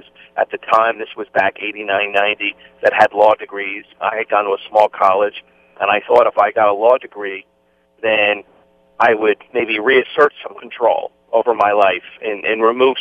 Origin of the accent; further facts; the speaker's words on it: New Jersey, United States; I grew up in New Jersey